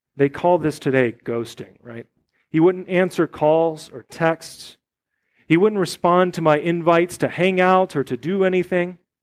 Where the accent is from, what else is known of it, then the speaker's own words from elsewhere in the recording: United States; as an American Christian